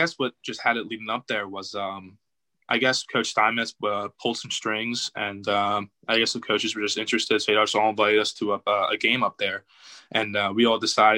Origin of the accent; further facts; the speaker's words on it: Pennsylvania, United States; I'm from Pennsylvania